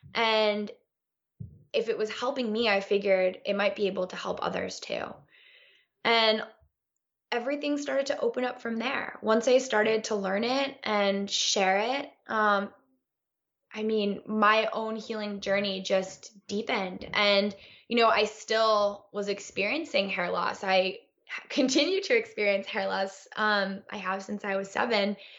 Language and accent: English; Connecticut, United States; now in Los Angeles, United States; I was this little girl one of four, four blonde girls growing up in Connecticut, um, in the U S